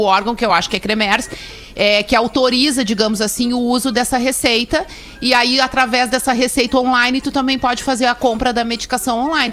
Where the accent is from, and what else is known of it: Rio Grande do Sul, Brazil; accent: gaúcho